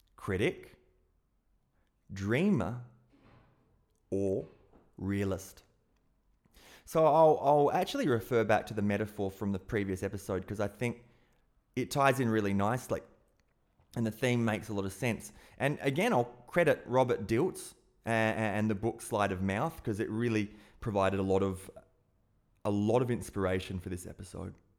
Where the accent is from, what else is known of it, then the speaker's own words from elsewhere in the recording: South Australia, Australia; being an Aussie and growing up in South Australia